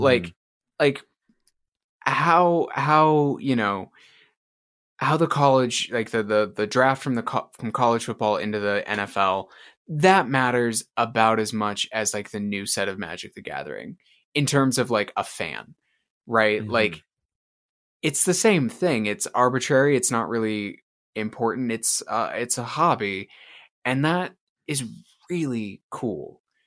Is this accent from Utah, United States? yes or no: yes; Utah, United States; moved away; the big rivalry from like me growing up was actually the Utes and BYU from when I lived in Utah